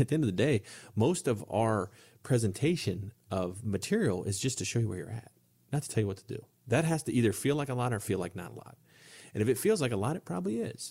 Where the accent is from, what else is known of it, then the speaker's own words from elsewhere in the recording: Ohio, United States; moved away; I'm from a small town in Ohio